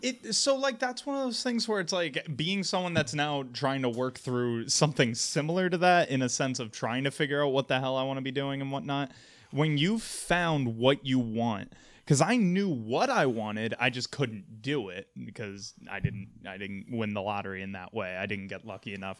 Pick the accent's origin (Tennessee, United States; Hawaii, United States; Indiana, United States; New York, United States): New York, United States; Albany; I was originally from Albany, New York, went to college in Western New York